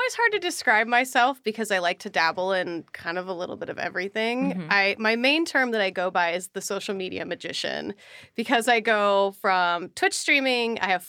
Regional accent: Minnesota, United States; born or raised there

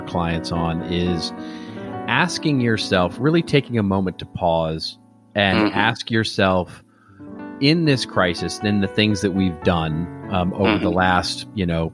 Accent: Los Angeles, California, United States; my hometown here of Los Angeles

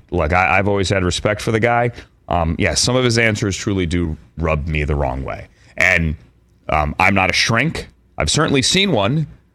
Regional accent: Virginia, United States; Full disclosure, as I mentioned earlier, I am from the Commonwealth of Virginia.

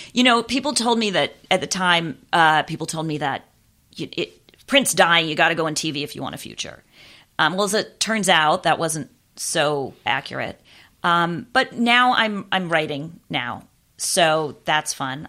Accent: Los Angeles, California, United States; moved away as an adult; also born or lived in Orlando, Florida; I grew up in West Los Angeles

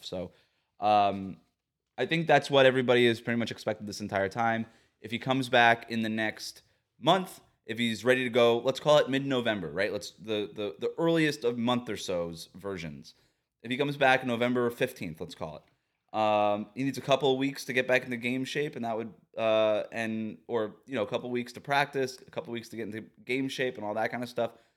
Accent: South Florida, United States; also born or lived in Bay Area; Growing up in South Florida

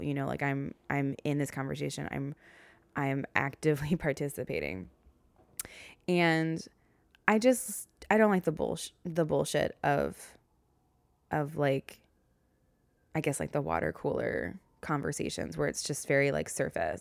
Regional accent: the South, United States; accent: Southern; now in New York City, United States; my Southern accent came out.

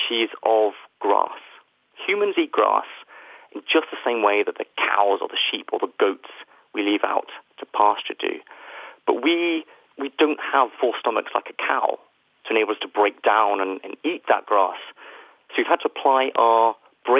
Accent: United Kingdom; where, as you can probably tell from my accent, I am from

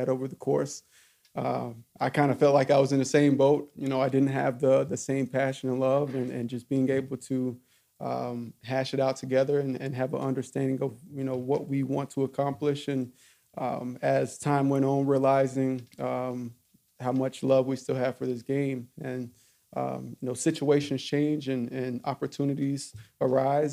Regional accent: Alcoa, Tennessee, United States; moved away; I grew up in Alcoa, about 12 minutes away

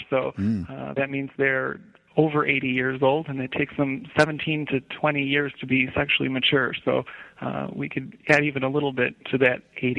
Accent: Chicagoland area, suburbs of Chicago, Illinois, United States; I grew up in the Chicagoland area, the suburbs of Chicago.

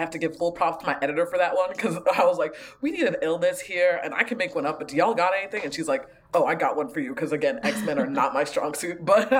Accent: Ghana; moved away; like I'm a immigrant from Ghana, so I grew up with a lot of sort of Ghanaian spirituality and way of looking at the world.

